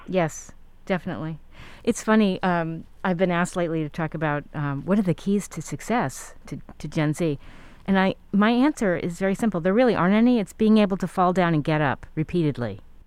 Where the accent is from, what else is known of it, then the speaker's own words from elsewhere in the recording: New York, United States; moved away; I grew up in New York